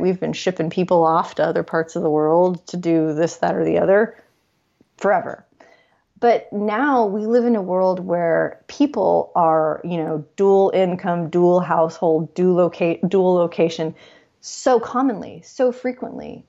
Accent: Los Angeles, California, United States; I'm born and raised in Los Angeles

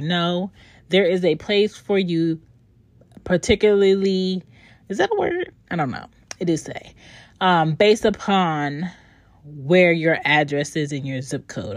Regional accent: Philadelphia, Pennsylvania, United States; now in Georgia, United States; I am from Philly, but I do not live in Philly

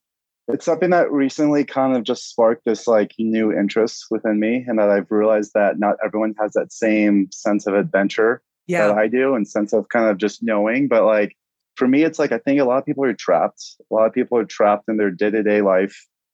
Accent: Maine, United States; also born or lived in Boston / Santa Barbara; So I grew up actually, I was born in Boston, raised in Maine for a little bit, then jetted out to Santa Barbara, which I love.

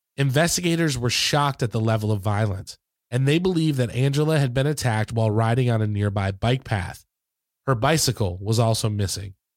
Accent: Michigan, United States; where I grew up in Michigan

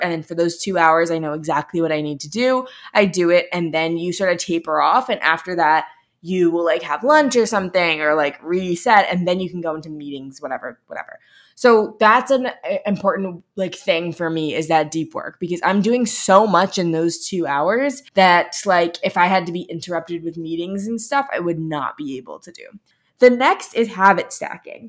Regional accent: Midwest, United States; also born or lived in Los Angeles; I'm from the Midwest

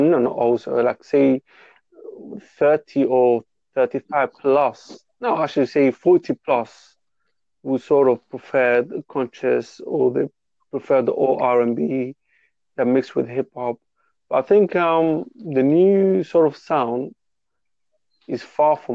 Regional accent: London, United Kingdom; I'm from England, by the way, too. I don't know if you can tell my accent

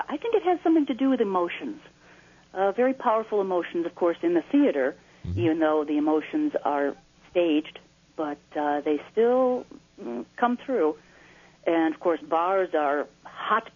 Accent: Naperville, Illinois, United States; growing up in Naperville

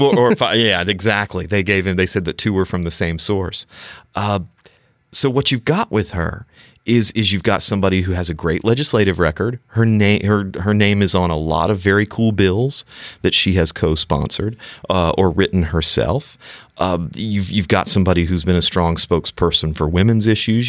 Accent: the Carolinas, United States; moved away; born and raised in the Carolinas

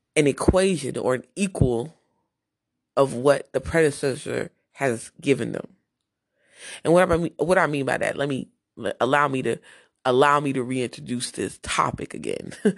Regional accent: New Jersey, United States; I'm from Jersey

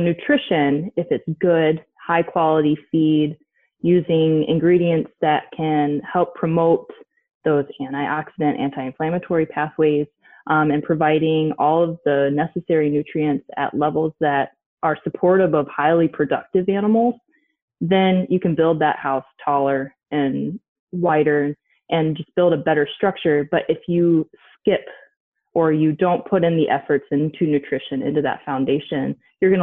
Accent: Michigan, United States; moved away as an adult; also born or lived in Illinois; I'm originally from Michigan. Both my husband and I grew up there.

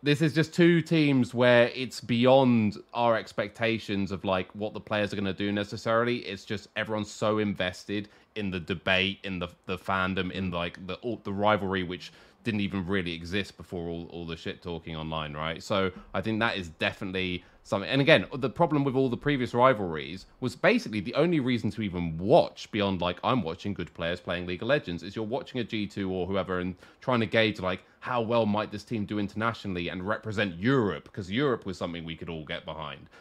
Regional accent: England, United Kingdom; as a British person, as an English person

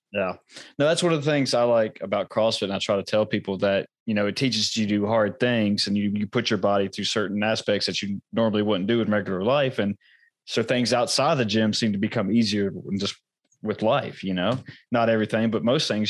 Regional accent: United States; I was born here in America, but you know, and I've, I've never been outside the country yet

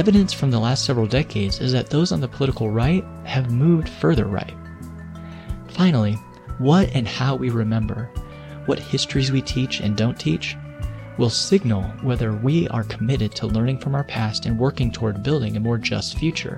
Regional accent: Indiana, United States; my home state of Indiana, a community near me, Noblesville

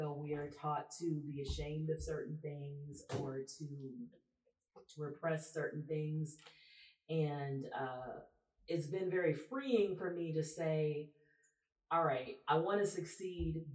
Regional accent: Texas, United States; also born or lived in Louisiana; I grew up in Texas, but I also grew up in Louisiana

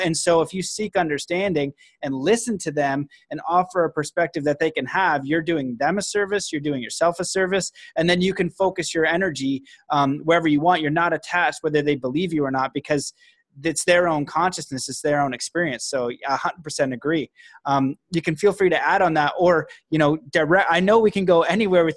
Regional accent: Canada; now in United States; I'm Canadian

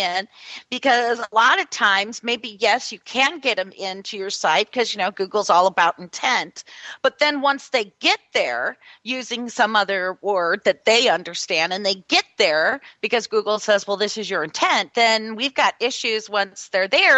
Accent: California, United States; moved away; I grew up in California

